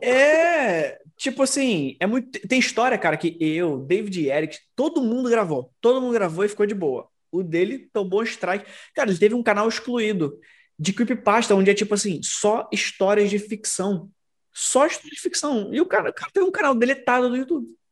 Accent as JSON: {"language": "Portuguese", "region": "Rio de Janeiro", "country": "Brazil", "said": "como carioca"}